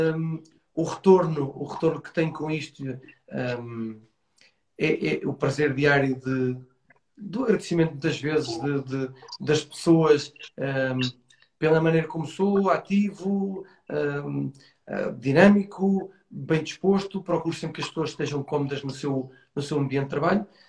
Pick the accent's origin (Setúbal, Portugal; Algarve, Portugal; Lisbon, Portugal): Lisbon, Portugal; Estoril; o Estoril Praia um clube que, que, me viu crescer e que era o clube de, da, minha, da minha terra